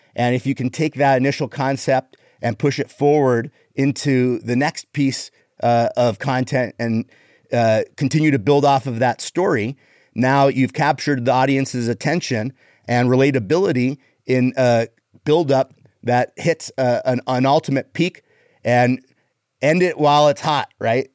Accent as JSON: {"language": "English", "country": "Canada", "moved": "yes", "said": "I'm Canadian"}